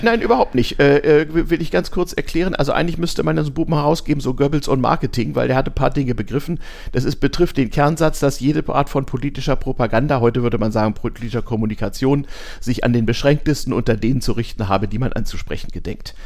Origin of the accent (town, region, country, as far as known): Lower Saxony, Germany; born or raised there